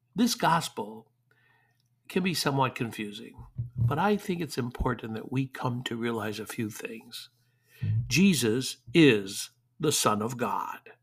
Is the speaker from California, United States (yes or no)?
no; Detroit, Michigan, United States; moved away; growing up in Detroit